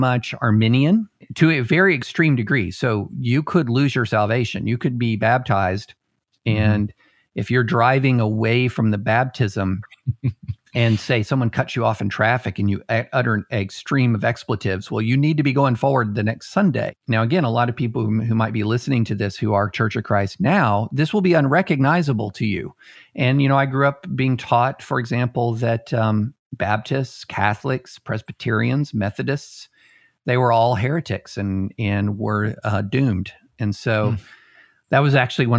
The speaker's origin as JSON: {"language": "English", "town": "Georgetown", "region": "Kentucky", "country": "United States", "tie": "born or raised there", "also_born_or_lived": "Opelika, Alabama / Nashville, Tennessee", "moved": "as an adult", "said": "I ended up growing up in a little town in Kentucky. Now it's not as little as it used to be, but called Georgetown, just outside of Lexington."}